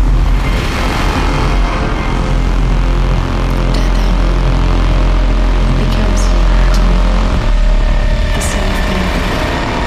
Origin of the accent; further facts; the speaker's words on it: Šabac, Serbia; moved away as an adult; also born or lived in Linz / Vienna / Belgrade / Toronto; I was born in Šabac, I grew up in Šabac